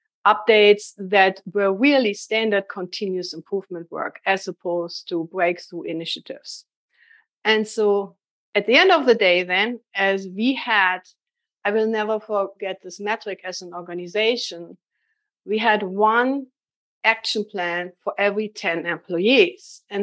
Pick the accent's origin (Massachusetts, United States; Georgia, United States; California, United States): Massachusetts, United States; Boston; accent: Boston; I'm trying to tell people this is a Boston accent, but nobody believes me.